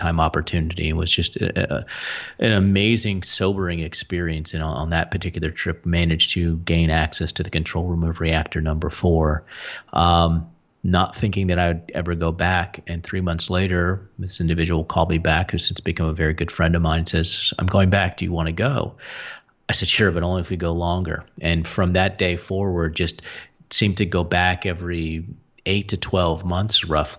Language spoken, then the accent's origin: English; near Three Mile Island, Pennsylvania, United States; I grew up near Three Mile Island in Pennsylvania